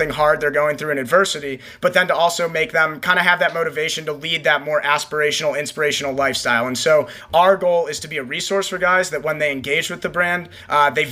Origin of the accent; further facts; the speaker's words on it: Ohio, United States; we're from Ohio